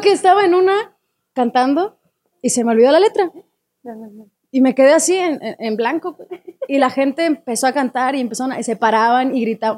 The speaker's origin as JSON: {"language": "Spanish", "region": "Chihuahua", "country": "Mexico", "said": "yo soy de Chihuahua"}